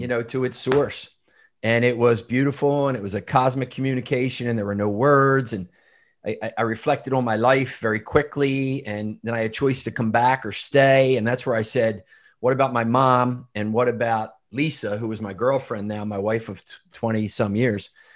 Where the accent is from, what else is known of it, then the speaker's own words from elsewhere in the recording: outside of Philadelphia, Pennsylvania, United States; I grew up outside of Philadelphia, um, Irish Catholic family